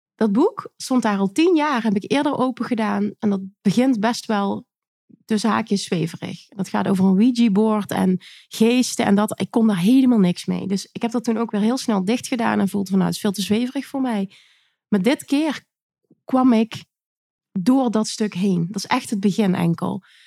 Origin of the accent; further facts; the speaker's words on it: Limburg, Netherlands; Ik kom uit Limburg